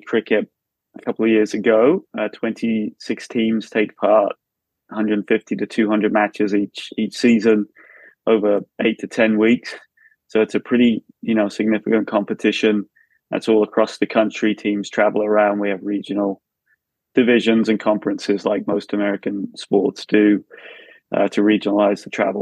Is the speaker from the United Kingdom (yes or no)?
yes; Brighton, South East England, United Kingdom; moved away as an adult; now in United States; I grew up in Brighton, about 5 minutes from the ground in Hove there.